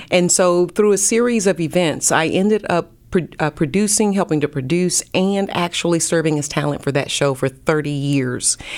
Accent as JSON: {"language": "English", "region": "North Carolina", "country": "United States", "also_born_or_lived": "Pensacola, Florida", "moved": "yes", "lives_now": "Dallas, United States", "said": "I'm from North Carolina"}